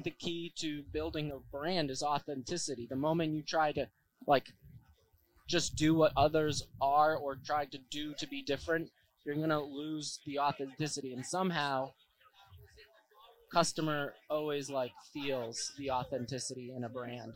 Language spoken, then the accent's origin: English; Worcester, Massachusetts, United States; I grew up in Worcester